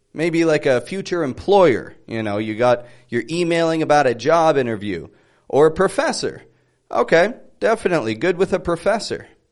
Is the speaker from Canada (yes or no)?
yes; Toronto, Ontario, Canada; I'm from Toronto.